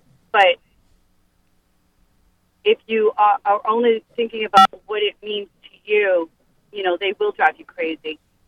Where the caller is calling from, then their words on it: Worcester, Massachusetts, United States; Yes, I'm from Worcester.